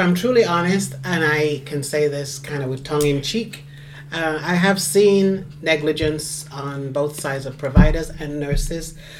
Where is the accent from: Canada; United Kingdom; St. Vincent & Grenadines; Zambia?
United Kingdom; moved away as an adult; now in United States; born in the UK to Jamaican parents.